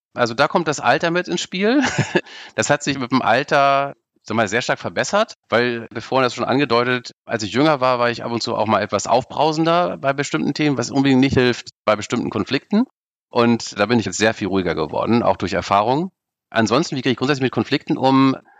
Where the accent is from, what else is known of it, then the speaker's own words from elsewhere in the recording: Baltic Sea coast, Germany; ich bin in der Ostsee groß geworden